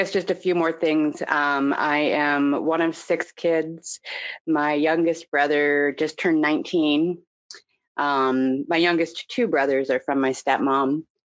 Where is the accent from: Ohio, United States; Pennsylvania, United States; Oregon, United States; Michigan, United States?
Oregon, United States; Portland; also born or lived in Indianapolis, Indiana; I was born in Indianapolis, Indiana, and at 3 years old, I moved to Portland, Oregon with my family, which is where I grew up. I grew up in a commune or cult, not the kind that you see on TV, but just a religious organization of sort of hippies